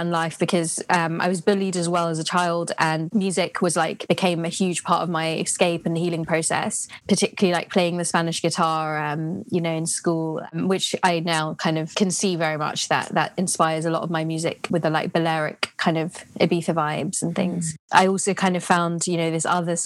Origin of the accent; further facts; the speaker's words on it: London, United Kingdom; I grew up in London